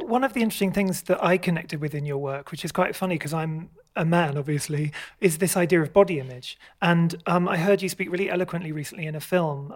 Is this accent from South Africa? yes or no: no; United Kingdom; I grew up outside London, like an hour outside London.